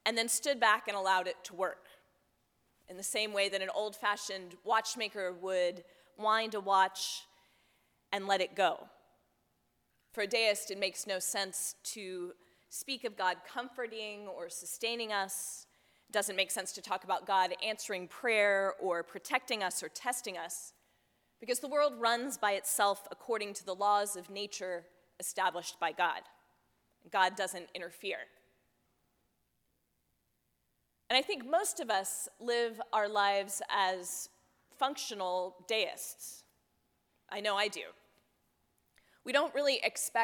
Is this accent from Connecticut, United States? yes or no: no; Texas, United States; I grew up in Texas